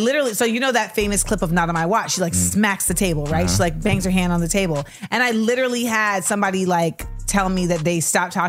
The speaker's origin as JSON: {"language": "English", "region": "Florida", "country": "United States", "said": "I am from Florida."}